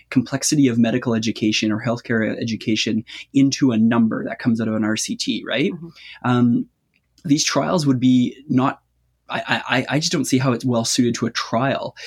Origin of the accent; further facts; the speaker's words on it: Canada; accent: Canadian; You'll have to excuse my accent. I'm Canadian.